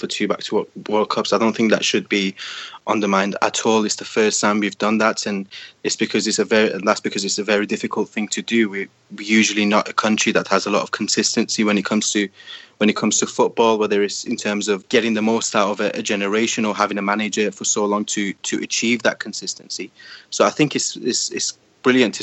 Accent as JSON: {"language": "English", "country": "Iran", "tie": "born or raised there", "said": "Growing up in Iran, certainly in the early 2000s and even into 2010s"}